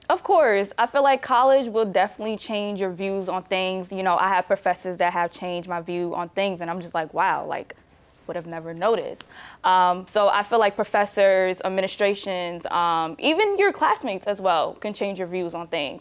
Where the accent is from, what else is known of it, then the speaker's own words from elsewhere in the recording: New Jersey, United States; I didn't grow up in Nigeria. I grew up in New Jersey.